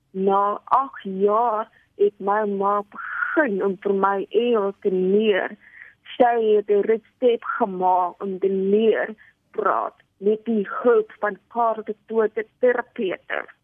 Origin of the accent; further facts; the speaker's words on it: Cape Town, Western Cape, South Africa; Ek is gebore in Kaap. Ek was in Dennapat skool